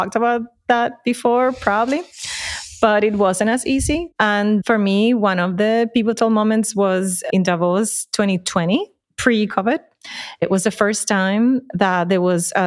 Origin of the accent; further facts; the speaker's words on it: Puerto Rico; accent: Puerto Rican; moved away; I'm from Puerto Rico, the accent tells it, but I've been away from Puerto Rico for a long time by choice.